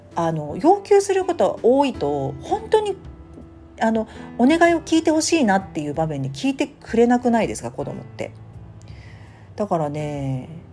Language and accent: Japanese; Tokyo, Japan; moved away; 私の実家東京に行きますが